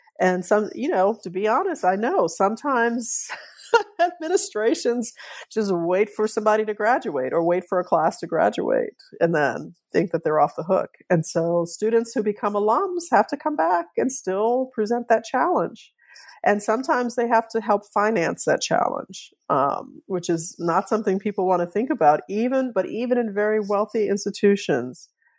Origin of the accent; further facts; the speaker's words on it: New Orleans, Louisiana, United States; So I grew up in New Orleans. I've learned that my family, on my father's side was there, on both sides of my family was there from the antebellum era.